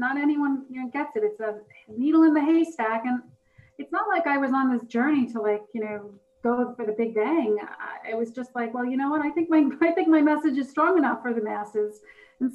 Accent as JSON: {"language": "English", "town": "New York City", "region": "New York", "country": "United States", "said": "I'm from Brooklyn."}